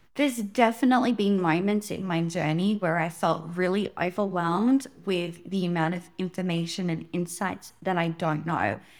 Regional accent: Sydney, New South Wales, Australia; I was born in Sydney, Australia

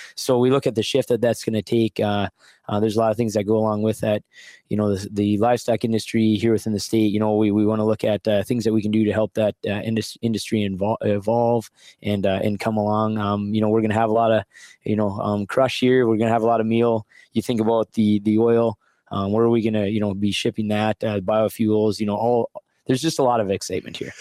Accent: Wolford, North Dakota, United States; born or raised there

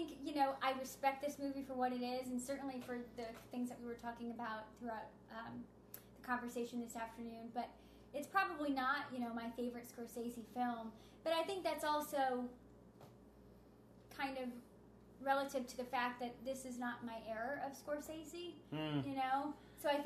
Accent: Philadelphia, Pennsylvania, United States; growing up in Philly

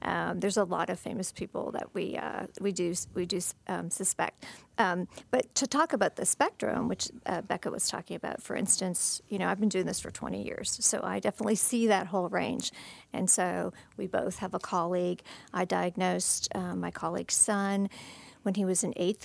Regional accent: Canada; I'm Canadian by birth

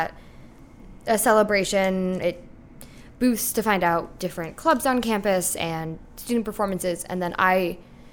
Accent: Kirkland, Washington, United States; moved away as an adult; now in Chicago, United States; I'm originally from Seattle, Washington, a suburb of Seattle, Kirkland, Washington

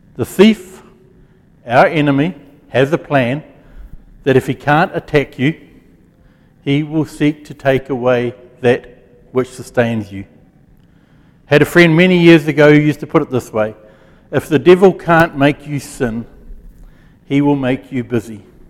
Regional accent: Gisborne, New Zealand; When I was a kid, I grew up in Gisborne

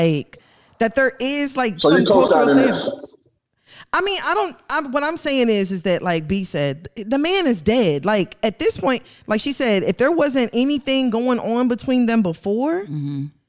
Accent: Nigeria; Because I'm Nigerian, right?

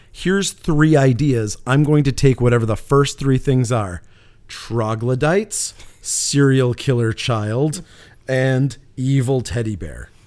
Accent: Canada; being Canadian

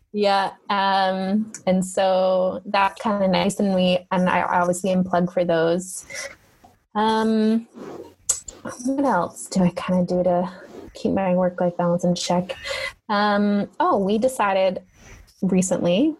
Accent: Canada; moved away as an adult; now in Italy; I'm a Canadian and I know what winter really

